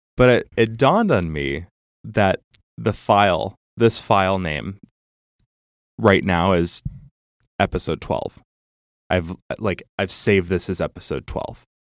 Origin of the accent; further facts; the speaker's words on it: Chicago, Illinois, United States; I was from Chicago